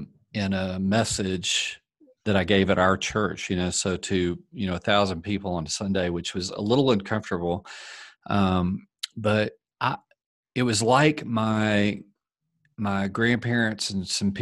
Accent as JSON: {"language": "English", "region": "Arkansas", "country": "United States", "tie": "born or raised there", "moved": "yes", "lives_now": "Colorado Springs, United States", "said": "I was raised in the South, and I mean, I can tell you, I came up around a pretty kind of soft racist culture in my family. And it was something that once I moved out of Arkansas, it was something I just felt free."}